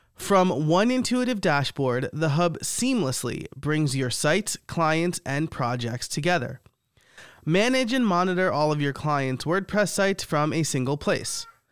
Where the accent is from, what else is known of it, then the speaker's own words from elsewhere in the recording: New York, United States; I am Italian from New York